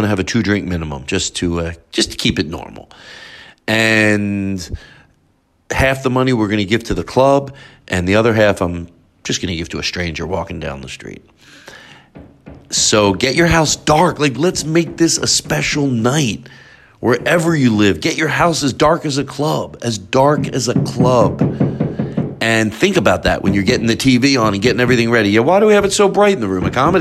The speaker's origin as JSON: {"language": "English", "town": "Philadelphia", "region": "Pennsylvania", "country": "United States", "tie": "born or raised there", "said": "Philadelphia since that's my hometown"}